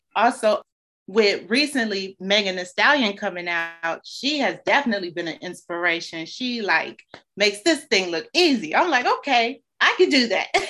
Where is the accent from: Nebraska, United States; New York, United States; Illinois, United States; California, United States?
Illinois, United States; Chicago; growing up on the South Side